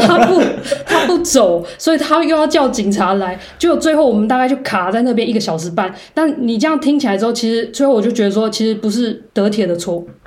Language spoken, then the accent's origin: Chinese; Taiwan; moved away as an adult; also born or lived in Karlsruhe, Germany / Heidelberg, Germany; now in Germany; 像我们台湾人好像这么热情跟奔放的人